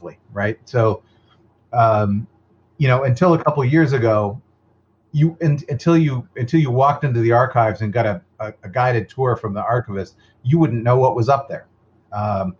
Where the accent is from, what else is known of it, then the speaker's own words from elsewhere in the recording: Massachusetts, United States; moved away; I was from Massachusetts.